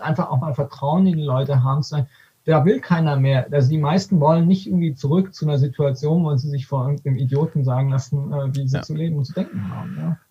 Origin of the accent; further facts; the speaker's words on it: Aalen, Baden-Württemberg, Germany; Ich komme aus, aus dem Schwäbischen, aus, mhm. aus, äh, ähm, aus, aus Württemberg, ja, Aalen